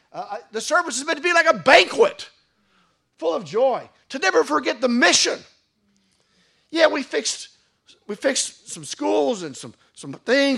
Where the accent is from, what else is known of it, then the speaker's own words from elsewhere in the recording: United States; moved away; where I grew up in the United States, they'd always be dancing at the end of every wedding